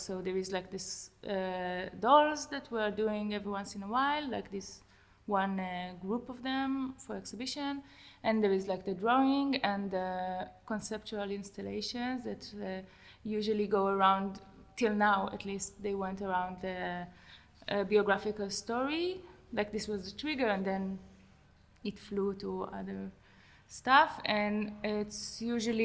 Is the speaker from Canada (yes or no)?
no; Tel Aviv, Tel Aviv District, Israel; also born or lived in Jerusalem; I was born originally in Tel Aviv and then moved to Jerusalem and then Tel Aviv again